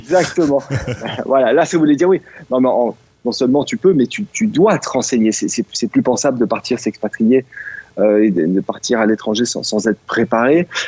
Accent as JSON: {"language": "French", "country": "France", "also_born_or_lived": "China", "moved": "yes", "said": "la, culture française que l'on porte lorsqu'on est français"}